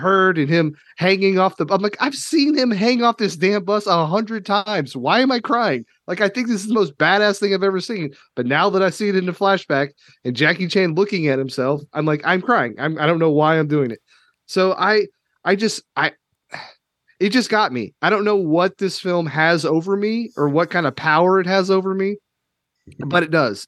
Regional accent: Kentucky, United States; I'm from Kentucky

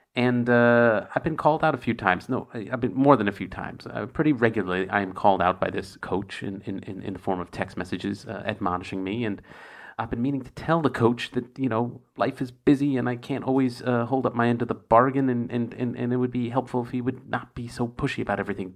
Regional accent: United States; now in Berlin, Germany; for me as an American

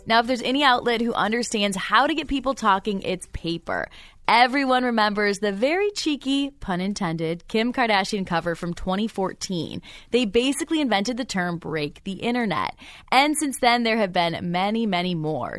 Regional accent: Michigan, United States; moved away; I'm from Michigan

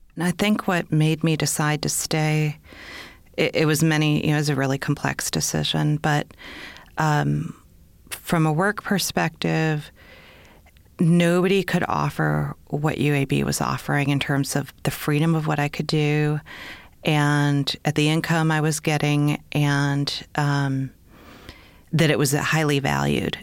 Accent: Minnesota, United States; moved away as an adult; also born or lived in Ohio; now in Birmingham, United States; I'm actually from Minnesota

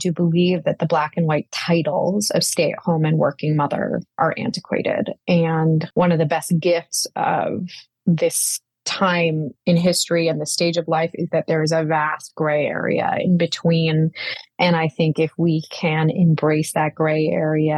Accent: a very small town outside of Boston, Massachusetts, United States; also born or lived in India / Manhattan, New York; now in New York, United States; I was born in India and moved to America when I was three. My high school life was really shaped by trying to fit in a very small town outside of Boston

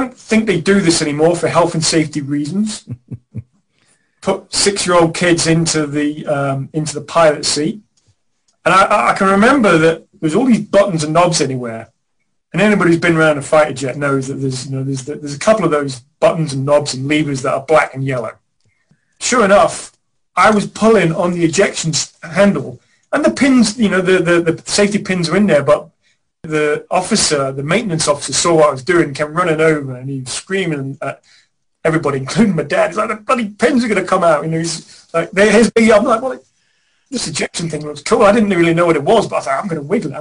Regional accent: Norwich, East of England, United Kingdom; I grew up in the middle of the city. I grew up in Norwich

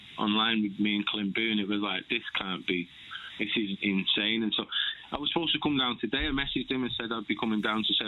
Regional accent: Manchester, North West England, United Kingdom; growing up in Manchester

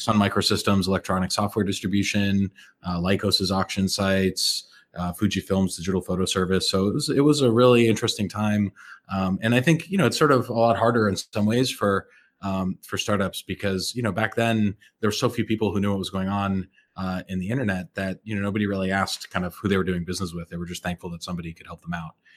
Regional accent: Andover, Massachusetts, United States; moved away as an adult; also born or lived in Montreal; I grew up in Andover, Massachusetts, which is, uh, you know, just north of Boston

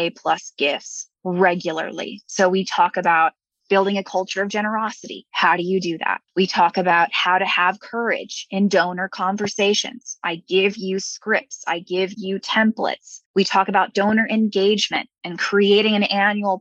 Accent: Houston, Texas, United States; moved away; I'm from Houston, Texas originally

